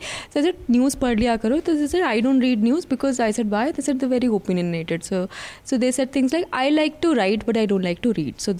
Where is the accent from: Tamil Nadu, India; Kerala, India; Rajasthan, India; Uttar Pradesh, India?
Uttar Pradesh, India; Lucknow; I grew up in Lucknow, which is where the diversity when it comes to Hindu Muslim is quite equal, and also I would say with my own middle class privileges, there were lots of middle class Muslims also in my area.